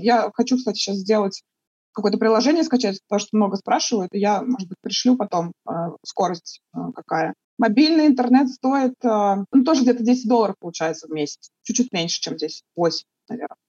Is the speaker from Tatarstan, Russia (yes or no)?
yes; Kazan, Tatarstan, Russia; first language Russian; moved away as an adult; now in Tbilisi, Georgia; Я вообще выросла в средней полосе, я из Казани а, и жила там до этого всю, всю жизнь свою в Казани